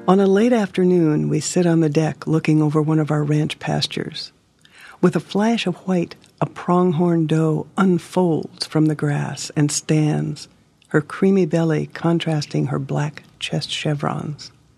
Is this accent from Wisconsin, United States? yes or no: no; Hermosa, South Dakota, United States; I'm from Hermosa, South Dakota. Home to me is the prairie.